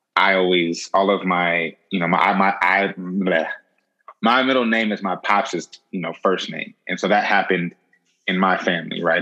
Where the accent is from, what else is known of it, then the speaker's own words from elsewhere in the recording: the Bay Area, California, United States; coming from the Bay, um, growing up in the Bay